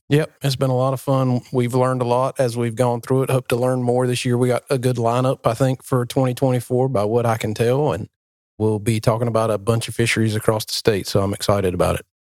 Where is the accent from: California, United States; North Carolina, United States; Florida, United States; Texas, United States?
North Carolina, United States; New Bern; moved away; we're in my hometown, we're in Newburn, where you live, and this is where it all started for me